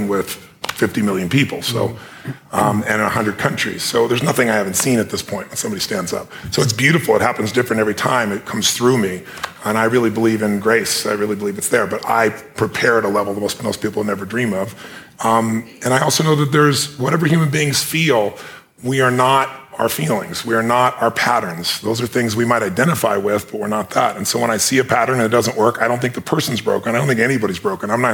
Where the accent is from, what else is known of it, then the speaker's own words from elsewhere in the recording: Azusa, California, United States; I was a kid from Azusa who had no certainty, we had no food